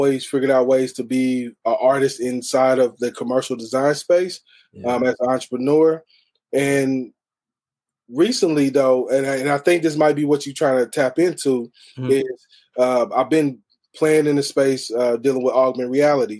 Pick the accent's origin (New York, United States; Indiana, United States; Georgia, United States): Indiana, United States; Evansville; I'm from Evansville, Indiana, the southern part of the state